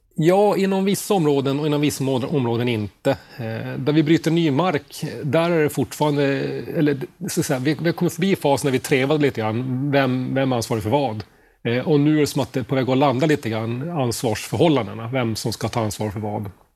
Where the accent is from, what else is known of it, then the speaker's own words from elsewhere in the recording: Boden, Norrbotten County, Sweden; moved away as an adult; also born or lived in Stockholm / Sundbyberg; jag är född och uppvuxen i Boden